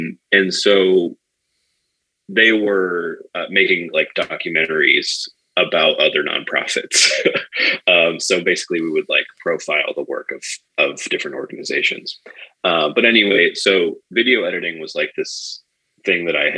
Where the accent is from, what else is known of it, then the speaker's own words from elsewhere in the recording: Cape Cod, Massachusetts, United States; moved away as an adult; also born or lived in Northampton, Massachusetts; now in Chicago, United States; I grew up on Cape Cod.